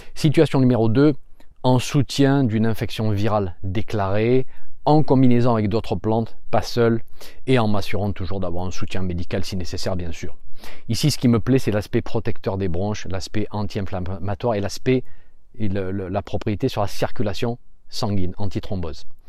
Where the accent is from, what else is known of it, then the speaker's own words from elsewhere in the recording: France; chez nous en France